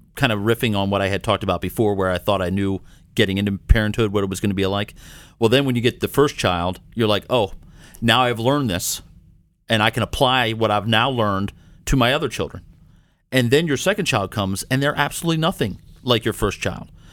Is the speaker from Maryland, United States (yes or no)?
yes; Maryland, United States; now in Minnesota, United States; I'm originally from Maryland